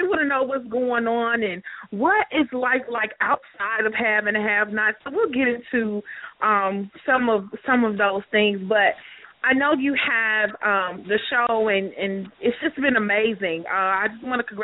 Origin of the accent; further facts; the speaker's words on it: Chicago, Illinois, United States; now in Alabama, United States; I'm actually from Chicago, but I live in Alabama now